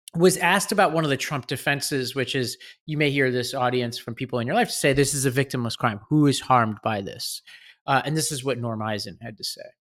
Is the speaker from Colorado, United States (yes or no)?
no; New York City, New York, United States; I grew up in Staten Island, right over the border from New Jersey